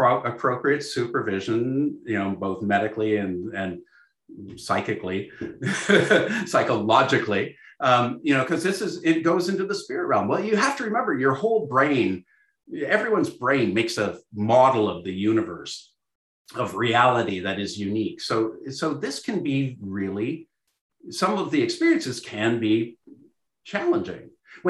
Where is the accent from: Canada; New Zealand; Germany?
Canada; I'm Canadian